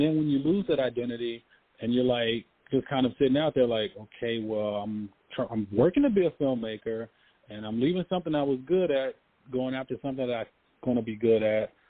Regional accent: Memphis, Tennessee, United States; growing up in Memphis, you know, I, I played football

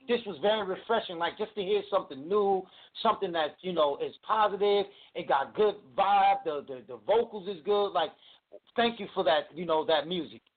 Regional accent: New Jersey, United States; now in North Carolina, United States; I was born and raised up in New Jersey

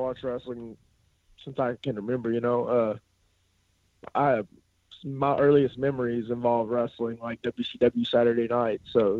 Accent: Kentucky, United States; I'm from Kentucky, and while a lot of people look down on it, I started it as a backyard wrestler because I was a big wrestling fan.

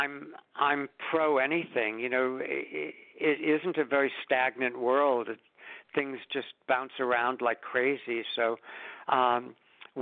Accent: New York City, New York, United States; when I was born in Brooklyn in 1941

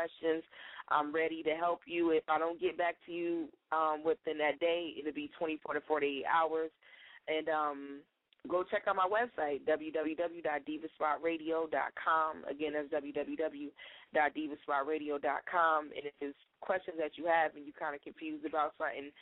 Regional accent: Detroit, Michigan, United States; I'm from Detroit

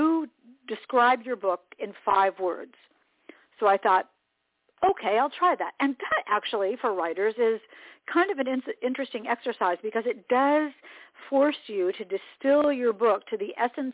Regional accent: Indianapolis, Indiana, United States; moved away as an adult; also born or lived in Atlanta / Boston; I'd been on the air in Indianapolis, my hometown

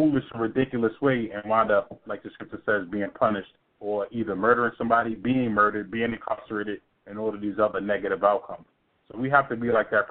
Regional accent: New York City, New York, United States; now in Atlanta, United States; I was born and raised in Brooklyn because that's where my father lived

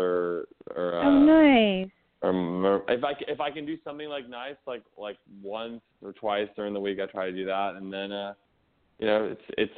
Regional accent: Los Angeles, California, United States; I grew up in the Valley. I'm a Valley boy, 818 SFV

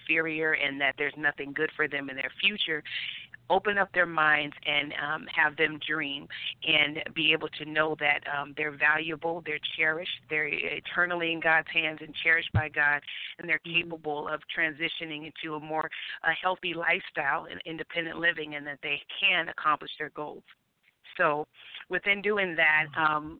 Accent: San Dimas, California, United States; moved away; also born or lived in Arizona / Dominican Republic; I was born and raised in San Dimas, California, and I spent some time in Arizona

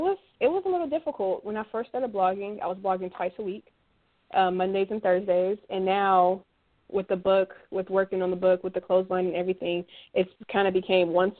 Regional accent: Los Angeles, California, United States; I grew up in Los Angeles, California

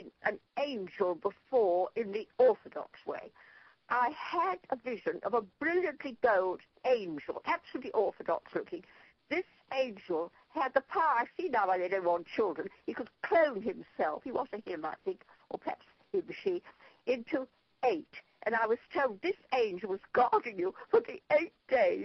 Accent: Ireland; I'm Irish

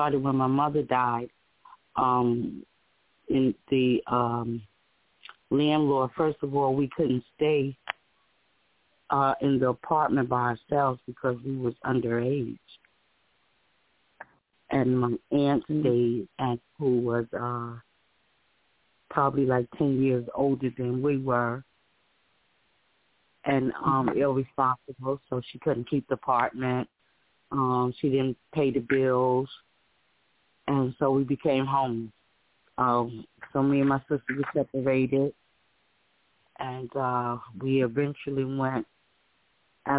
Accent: Paterson, New Jersey, United States; now in Bogota, United States; I'm from Paterson, New Jersey

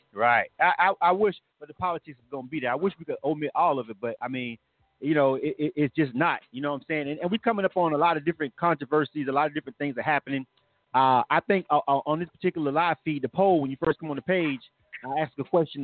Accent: Florida, United States; I'm from Florida.

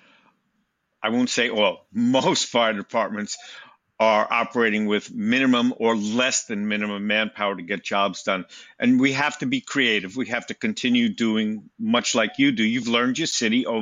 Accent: Long Island, New York, United States; moved away; I'm originally from Long Island, the all volunteer department where over 7 million people live there.

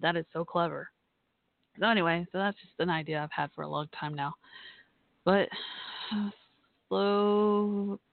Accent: Irving, Texas, United States; accent: southern; I grew up in Irving, where the old Texas Stadium, old Cowboys Stadium called Texas Stadium was

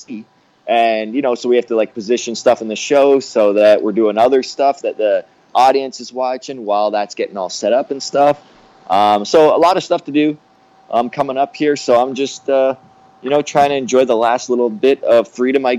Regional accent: Canada; I grew up in Canada with, like, no television

